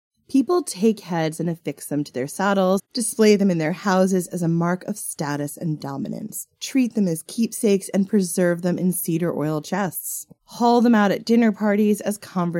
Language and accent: English; Long Island, New York, United States; accent: mid-Atlantic; I am definitely from Long Island, but I've got this weird mid-Atlantic accent most of the time.